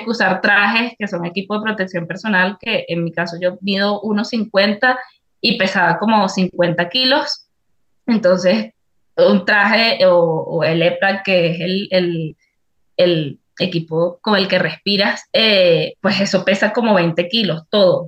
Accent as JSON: {"language": "Spanish", "country": "Venezuela", "moved": "as an adult", "lives_now": "Ecuador"}